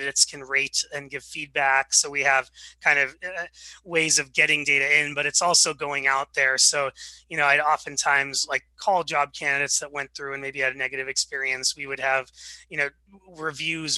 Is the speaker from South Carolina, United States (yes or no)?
no; Seattle, Washington, United States; also born or lived in Wichita, Kansas; I was born in Wichita, Kansas, and then moved out to Seattle when I was 4 or 5